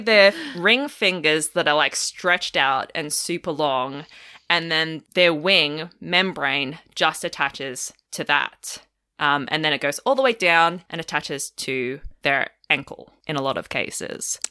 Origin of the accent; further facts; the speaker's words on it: Melbourne, Victoria, Australia; moved away as an adult; also born or lived in outback Queensland; now in Queensland, Australia; I'm from Melbourne originally